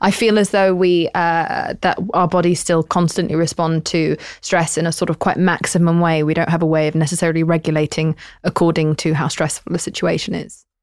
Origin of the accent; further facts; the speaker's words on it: United Kingdom; I'm British.